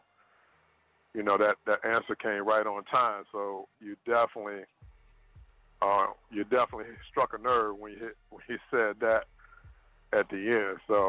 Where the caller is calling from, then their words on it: Richmond, Virginia, United States; from Richmond, Virginia.